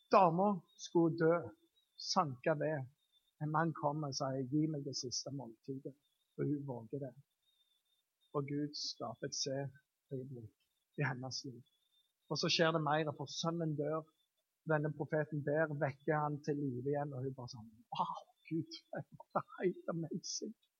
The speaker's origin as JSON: {"language": "Norwegian", "area": "Jæren", "region": "Rogaland", "country": "Norway", "said": "jeg er jærbu"}